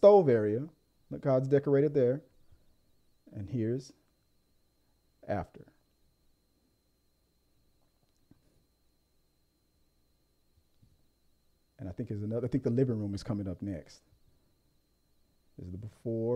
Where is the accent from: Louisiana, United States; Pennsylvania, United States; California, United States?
Louisiana, United States; moved away; When I go back home, sometimes take me back to Louisiana. You'll hear my accent come out a lot